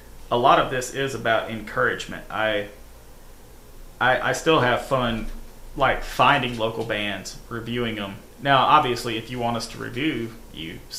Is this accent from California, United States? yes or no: no; Pell City, Alabama, United States; I grew up in Pell City in the 90s